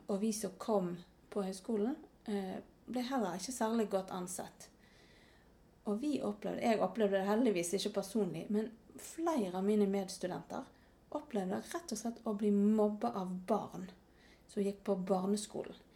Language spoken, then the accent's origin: Norwegian; Norway; jeg er visst ganske norsk. Eh, det hadde jeg nok ikke kjent på hvis jeg bodde her hjemme i Norge